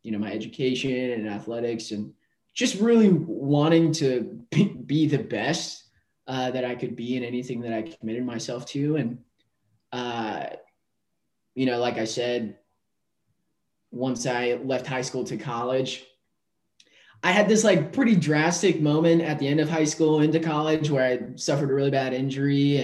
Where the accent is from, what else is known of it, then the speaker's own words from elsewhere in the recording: North Dakota, United States; also born or lived in Philadelphia; now in Austin, United States; I am originally from North Dakota. And grew up, raised